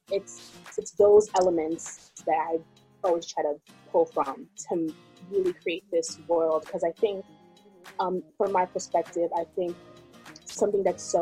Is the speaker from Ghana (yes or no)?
yes; Ghana; English is a second language; like there's always going to be that part of my music that that's inspired by me being Ghanaian.